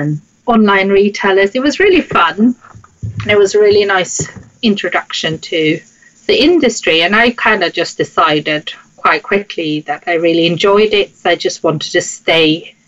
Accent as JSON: {"language": "English", "country": "Sweden", "tie": "born or raised there", "moved": "as an adult", "lives_now": "London, United Kingdom", "said": "I grew up in Sweden, hence the name, and the accent, which people find very difficult to place sometimes"}